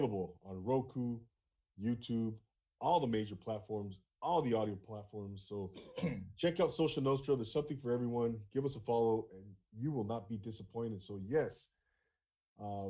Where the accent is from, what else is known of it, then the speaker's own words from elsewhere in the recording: Rancho Cucamonga, California, United States; moved away as an adult; I grew up in Rancho Cucamonga